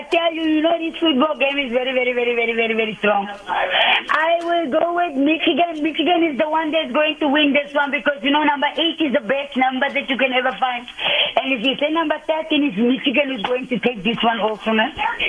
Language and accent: English; South Africa; now in United States; I'm from South Africa. You must understand we play rugby.